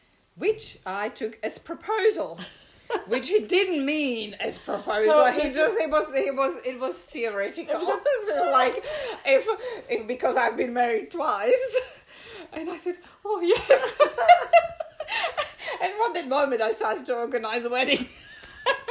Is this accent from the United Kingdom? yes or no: no; Czechia; English is a second language; moved away as an adult; now in Australia; I'm from Europe